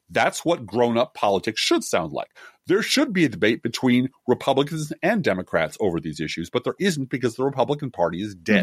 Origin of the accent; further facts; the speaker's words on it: Midwest, United States; a Midwesterner with a funny name